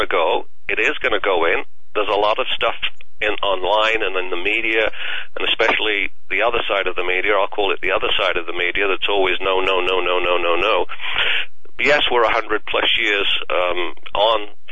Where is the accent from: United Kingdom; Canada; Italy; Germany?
United Kingdom; England; moved away; my home country of England